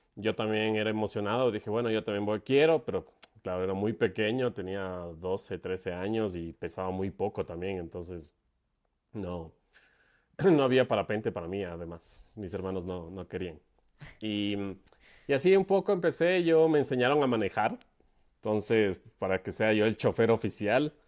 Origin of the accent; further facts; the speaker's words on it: Quito, Pichincha, Ecuador; Yo soy de Ecuador. Nací en la ciudad de Quito